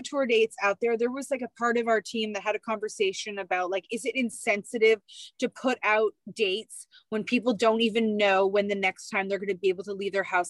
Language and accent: English; Canada; as Canadian, four Canadian moms.